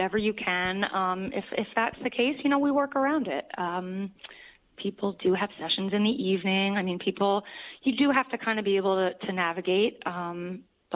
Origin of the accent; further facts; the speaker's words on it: New York, United States; I am a New Yorker